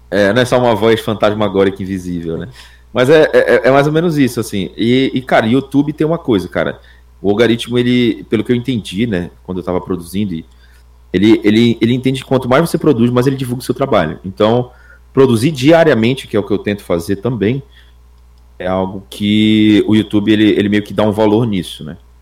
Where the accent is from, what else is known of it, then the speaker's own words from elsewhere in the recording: Belém, Pará, Brazil; eu moro no norte do país, em Belém do Pará